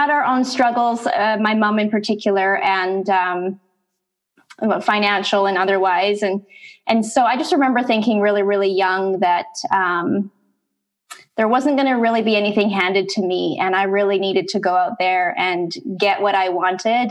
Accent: Canada; now in San Diego, United States; I'm actually from Canada. I'm Canadian, living in San Diego right now

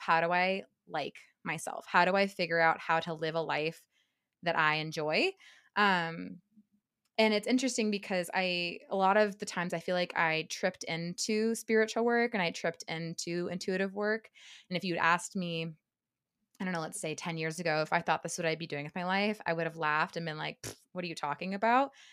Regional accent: Silicon Valley, the Bay Area, California, United States; I grew up in California. Um, I I'm from the Silicon Valley, the Bay Area

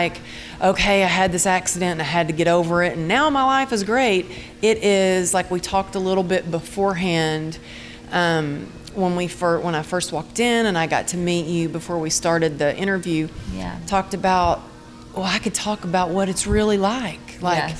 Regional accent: Texas, United States; growing up in Texas

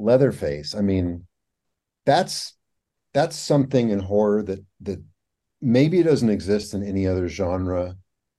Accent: Cave City, Kentucky, United States; now in Louisville, United States; I grew up near Cave City where Mammoth Cave is

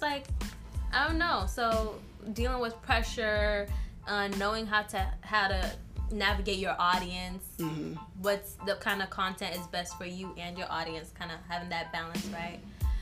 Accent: Tanzania; moved away; Tanzania, my home country

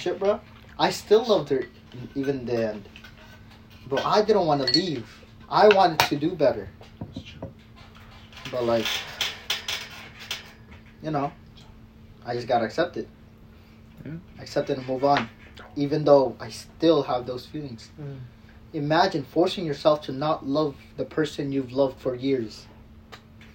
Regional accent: Philippines; I'm Filipino

